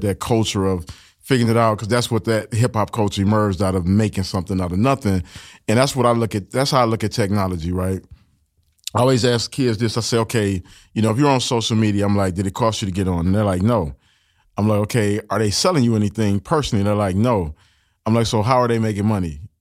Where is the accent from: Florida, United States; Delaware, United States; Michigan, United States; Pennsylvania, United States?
Michigan, United States; Detroit; I grew up in Detroit and, you know, it's a factory town